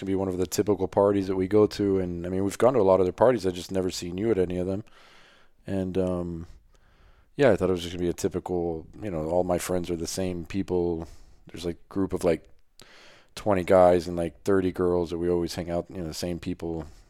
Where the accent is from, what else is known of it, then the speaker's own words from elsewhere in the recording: Miami, Florida, United States; I grew up in Miami, Florida.